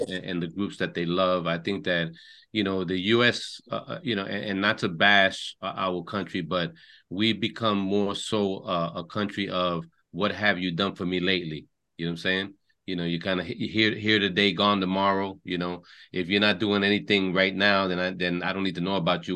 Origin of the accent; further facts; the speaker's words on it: New York, United States; parents are both born, raised in Puerto Rico, and and you know we we grew up in New York, so we consider ourselves New Yorkers